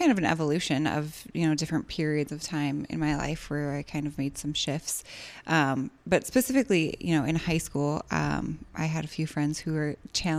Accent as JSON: {"language": "English", "town": "Chicago", "region": "Illinois", "country": "United States", "tie": "born or raised there", "said": "So born, was raised in Rogers Park ar"}